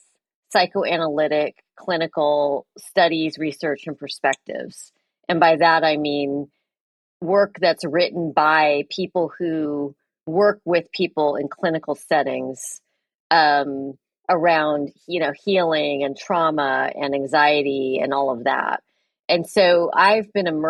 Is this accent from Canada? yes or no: no; San Francisco Bay Area, California, United States; also born or lived in East Coast / West Coast; I grew up in the San Francisco Bay Area